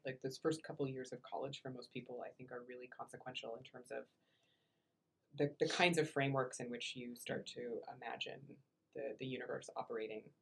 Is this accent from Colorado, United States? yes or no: no; Iowa, United States; moved away; I was from Iowa